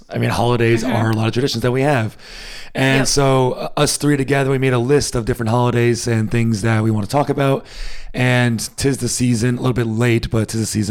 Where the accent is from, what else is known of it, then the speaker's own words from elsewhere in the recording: United States; moved away as an adult; now in Germany; as an American